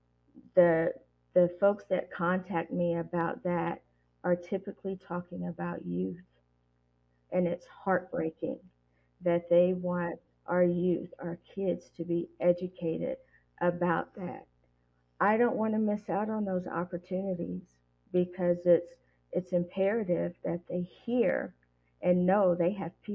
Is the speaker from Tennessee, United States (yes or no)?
yes; Tennessee, United States; that's my home state